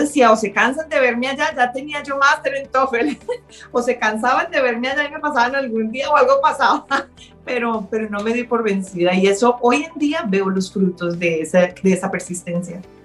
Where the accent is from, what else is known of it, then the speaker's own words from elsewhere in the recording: Colombia; moved away as an adult; now in Canada; Nací en Colombia y llegué al Canadá hace 17 años